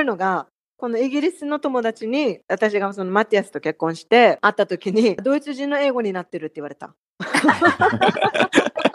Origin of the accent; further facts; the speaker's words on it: Okinawa, Japan; moved away as an adult; also born or lived in Tokyo; 私はやっぱり沖縄人だな